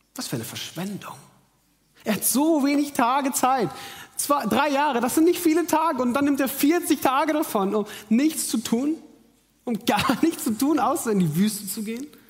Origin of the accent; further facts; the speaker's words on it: Munich, Bavaria, Germany; moved away as an adult; in meine Heimat nach München